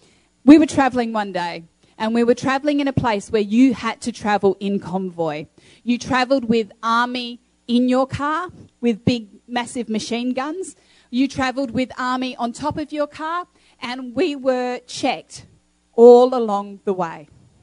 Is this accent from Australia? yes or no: yes; Australia; moved away; also born or lived in Uganda / Kenya; You know, I grew up in Australia for a number of years, but then my family moved as missionaries over to Uganda and Kenya.